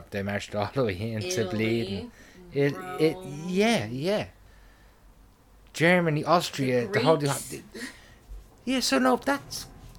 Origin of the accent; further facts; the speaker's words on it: Ireland; I am Irish and all my family are Irish